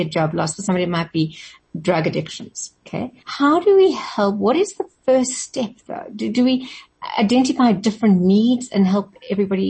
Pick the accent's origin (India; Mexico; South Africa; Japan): South Africa; as ordinary South African citizens